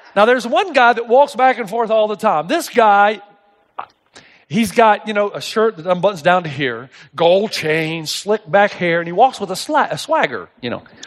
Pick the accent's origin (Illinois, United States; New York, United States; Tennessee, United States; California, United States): Tennessee, United States; East; I grew up in East Tennessee